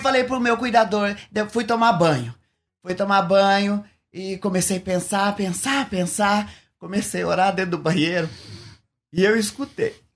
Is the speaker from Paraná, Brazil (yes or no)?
yes; Ubiratã, Paraná, Brazil; moved away; also born or lived in São Paulo; Eu sou de Ubiratã, Paraná